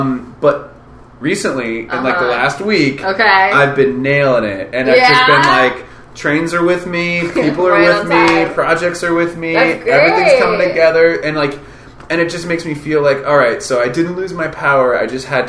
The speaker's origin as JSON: {"language": "English", "town": "Kansas City", "region": "Missouri", "country": "United States", "said": "how is it that I'm from Kansas City and I got to be in these fun places and do these great performances and be with these people?"}